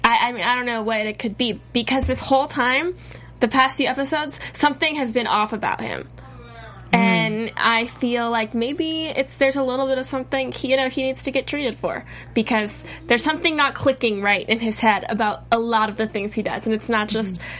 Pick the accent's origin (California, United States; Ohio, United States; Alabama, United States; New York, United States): California, United States; San Diego; I grew up in San Diego